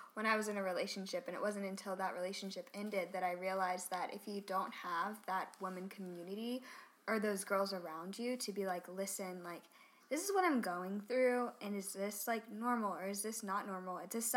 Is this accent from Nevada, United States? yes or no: no; Charleston, South Carolina, United States; I'm from Charleston, South Carolina